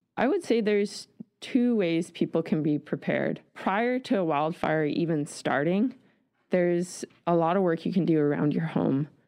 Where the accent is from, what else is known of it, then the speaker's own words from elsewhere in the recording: Nelson, British Columbia, Canada; moved away as an adult; also born or lived in Vancouver Island; I grew up in Nelson, B C